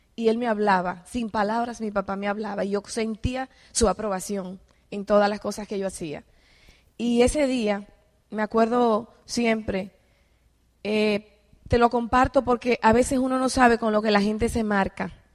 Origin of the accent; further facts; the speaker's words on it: Dominican Republic; moved away as an adult; also born or lived in Mexico City, Mexico; yo soy de República Dominicana